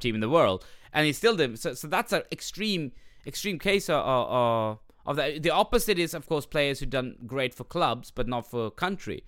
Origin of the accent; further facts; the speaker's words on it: Sweden; when I went to Pakistani parties in Sweden when I was younger